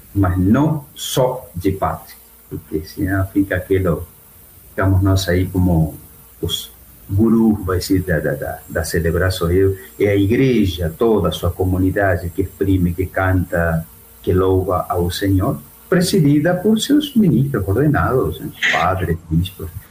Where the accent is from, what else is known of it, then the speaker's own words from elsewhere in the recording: Argentina; Portuguese is a second language; now in Brazil; eu não sou de Buenos Aires, sou do interior